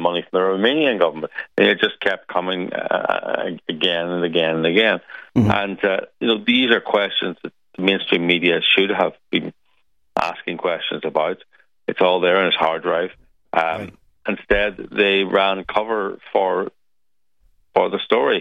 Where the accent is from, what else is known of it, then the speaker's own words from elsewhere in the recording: Ireland; being Irish